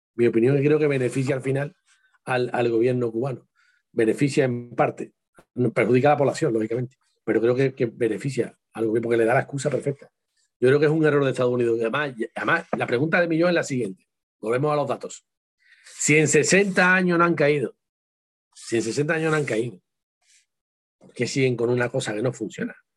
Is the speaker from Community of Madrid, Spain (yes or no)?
no; Seville, Andalusia, Spain; con mi tierra, con la parte de sur, Andalucía.